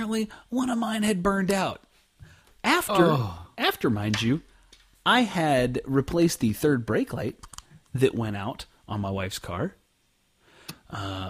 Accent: Oklahoma, United States; now in Dallas, United States; I grew up in Oklahoma

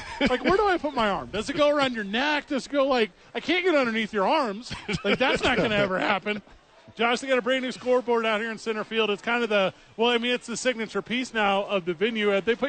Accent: Midwest, United States; also born or lived in Washington; now in New Mexico, United States; I'm from the Midwest.

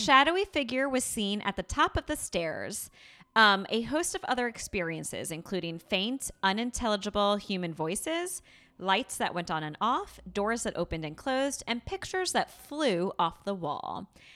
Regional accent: New York, United States; a born and bred New Yorker

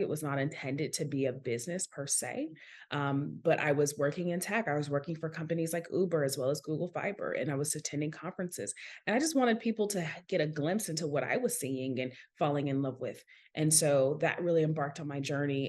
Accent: Seattle, Washington, United States; So, I'm originally from Seattle, Washington, and that's super relevant to my story because I grew up in the heart of a tech city

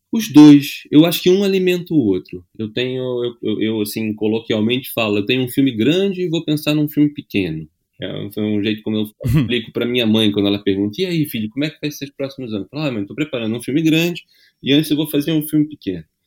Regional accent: Brazil; como brasileira

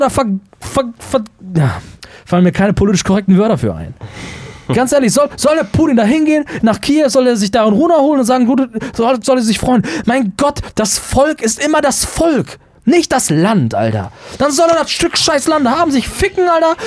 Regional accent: Germany; auch als Deutsche

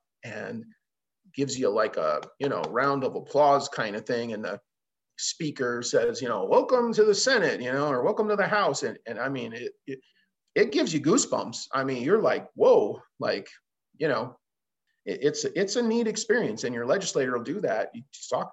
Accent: Chicago, Illinois, United States; now in Montana, United States; I'm a transplant, right? I mean, I've been here 20 years now, but I didn't grow up here. I mean, I grew up in Chicago

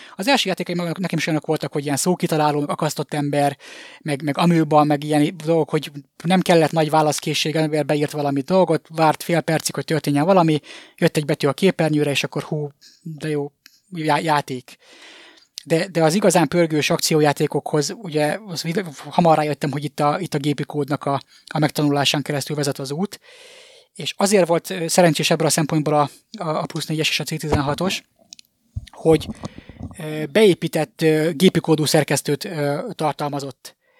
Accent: Miskolc, Borsod-Abaúj-Zemplén, Hungary; moved away as an adult; now in Budapest, Hungary; az ország másik legnagyobb városa, Miskolcon nőttem fel

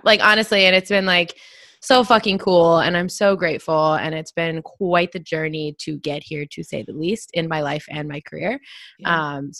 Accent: Atlanta, Georgia, United States; moved away as an adult; also born or lived in Portland, Oregon; now in Los Angeles, United States; So I'm from Atlanta, Georgia originally, born and raised East Atlanta. And then I moved to Portland. And I was living in Portland the last 5 years. And now I'm in LA.

